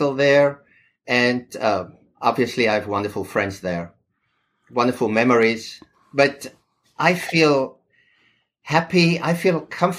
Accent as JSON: {"language": "English", "town": "Pretoria", "region": "Gauteng", "country": "South Africa", "tie": "born or raised there", "also_born_or_lived": "Cape Town, South Africa", "moved": "as an adult", "lives_now": "New York City, United States", "said": "I'm originally from South Africa. I grew up there."}